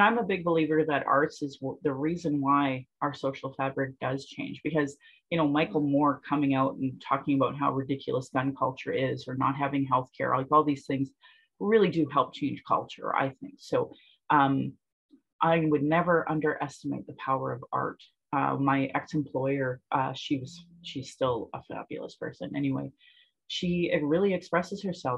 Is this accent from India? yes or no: no; Sylvan Lake, Alberta, Canada; also born or lived in Calgary; where I grew up in Sylvan Lake